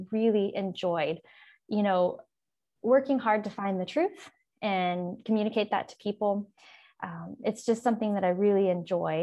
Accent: The Woodlands, Texas, United States; also born or lived in Huntsville, Texas; I was born in the Woodlands, and I grew up in Conner ISD

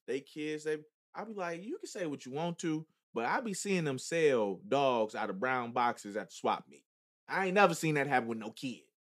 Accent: Chicago, Illinois, United States; I'm from Chicago

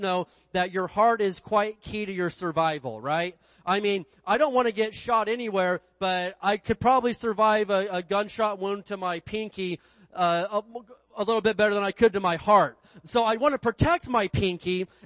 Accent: Indiana, United States; when I grew up in Indiana, we had this big hill behind our house

